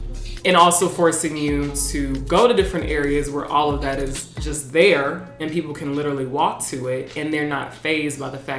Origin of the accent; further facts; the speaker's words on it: United States; I'm already American. I already know what that experience is like for me as like a Black woman.